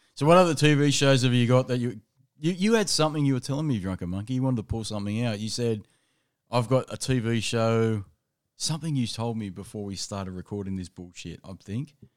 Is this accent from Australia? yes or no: yes; Australia; as a Australian